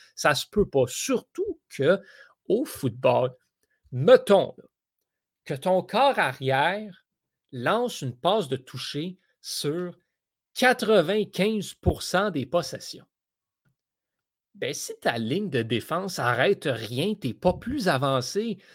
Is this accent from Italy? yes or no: no; Canada; en tant que Canadien